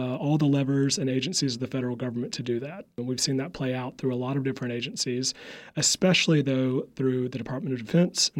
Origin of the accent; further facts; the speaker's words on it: Upstate South Carolina, United States; accent: Southern; moved away as an adult; now in Washington, D.C., United States; I am from the South, which is funny. I think when I go back home, I'm from the upstate of South Carolina